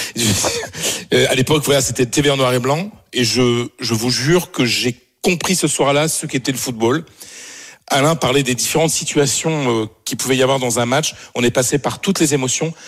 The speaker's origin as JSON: {"language": "French", "area": "Pas-de-Calais", "region": "Hauts-de-France", "country": "France", "moved": "yes", "lives_now": "Paris, France", "said": "j'habite à Paris, mais je suis du Pas-de-Calais"}